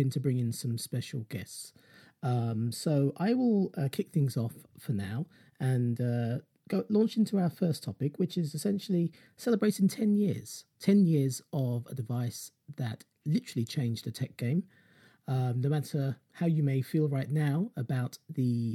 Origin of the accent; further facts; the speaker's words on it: London, United Kingdom; I'm from London in the UK, that's where I'm based